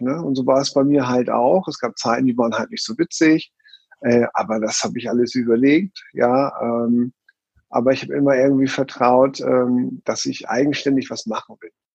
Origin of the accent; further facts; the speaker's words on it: Hamburg, Germany; now in Switzerland; geboren in Hamburg